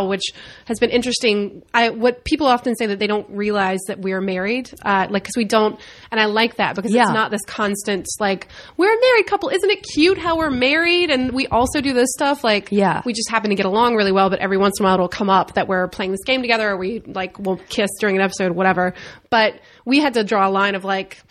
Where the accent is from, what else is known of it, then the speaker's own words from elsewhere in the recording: Winston-Salem, North Carolina, United States; moved away as an adult; also born or lived in Chicago / New York; now in Los Angeles, United States; I was in Winston-Salem, North Carolina